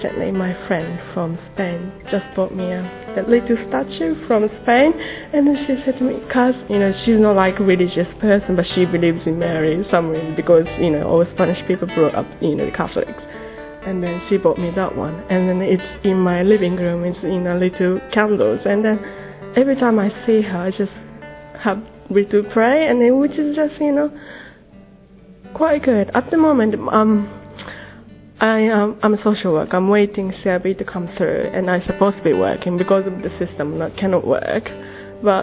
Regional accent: Japan; I'm from Japan, I'm 35

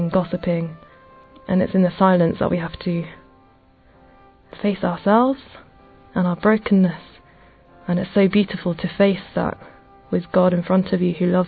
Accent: England, United Kingdom; I'm 25 and I'm from England.

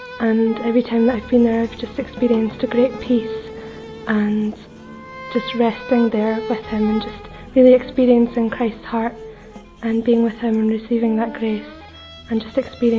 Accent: Scotland, United Kingdom; I'm 24 years old and I come from Scotland. And I'm a member of the Emmanuel community

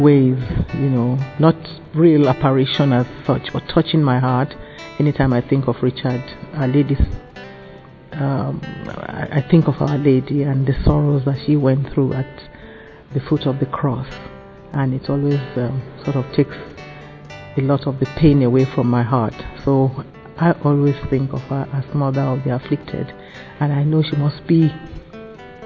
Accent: Nigeria; I'm from Nigeria

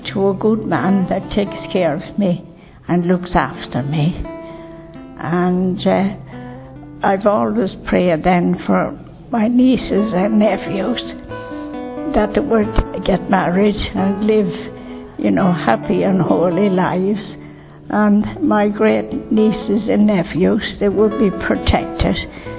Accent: County Longford, Ireland; County Longford.

